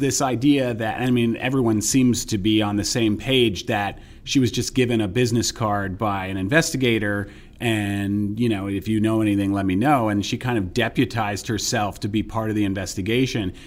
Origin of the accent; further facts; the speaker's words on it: New York area, United States; I grew up in the New York area